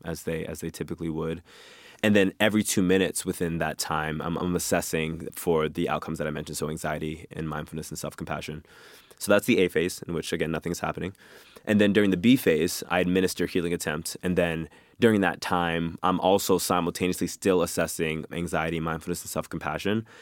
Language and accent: English; Boston, Massachusetts, United States; grew up in Mattapan, Massachusetts, which is a, an inner city of Boston, predominantly black neighborhood